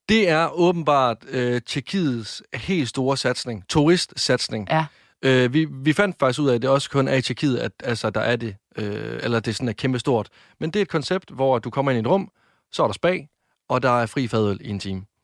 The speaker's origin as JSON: {"language": "Danish", "town": "Varde", "region": "Southern Denmark", "country": "Denmark", "said": "Jeg blev fejret hjemme i Varde af min mor, min far og min kæreste"}